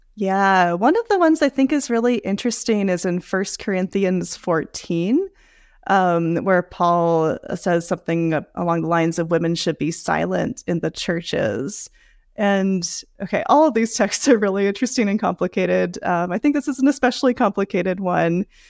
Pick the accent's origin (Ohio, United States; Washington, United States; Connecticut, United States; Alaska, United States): Washington, United States; Seattle; moved away as an adult; I was raised in the Seattle area